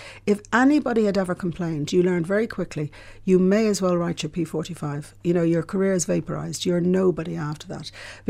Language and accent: English; Ireland; And I grew up in Ireland where we never talked about things, you know, like sexual abuse.